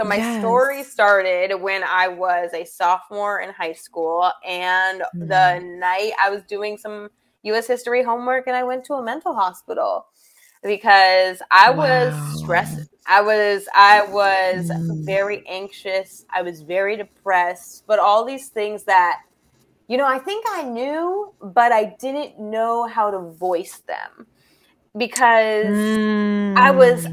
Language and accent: English; Boston, Massachusetts, United States; I'm from Boston.